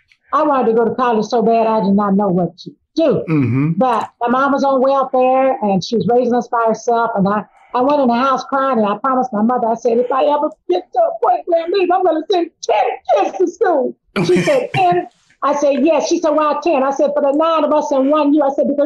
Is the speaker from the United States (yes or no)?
yes; Miami, Florida, United States; And I remember in 1968 when I graduated here in Miami, because I was raised in Miami